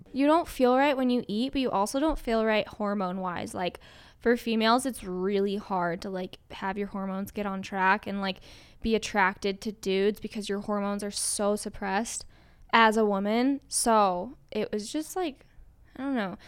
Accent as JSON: {"language": "English", "region": "Colorado", "country": "United States", "tie": "born or raised there", "also_born_or_lived": "Indiana", "moved": "yes", "said": "I just had never been challenged in school growing up in Colorado"}